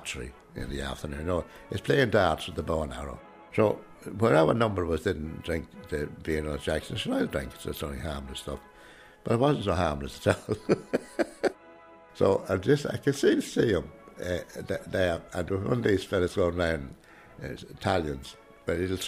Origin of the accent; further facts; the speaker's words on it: Drogheda, Leinster, Ireland; I'm from Drogheda. I live here, and that, but just about 400 yards over the road is where I grew up, in number 8 Boyle Riley Terrace.